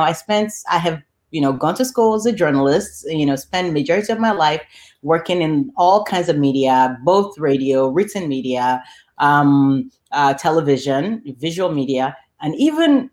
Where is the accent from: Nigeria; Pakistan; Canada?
Nigeria; Lagos; now in Chicago, United States; I was raised and born and raised in Lagos, Nigeria